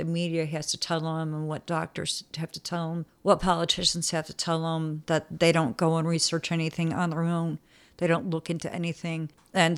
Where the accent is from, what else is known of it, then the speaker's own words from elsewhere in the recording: Chicago, Illinois, United States; now in Louisiana, United States; Growing up in Chicago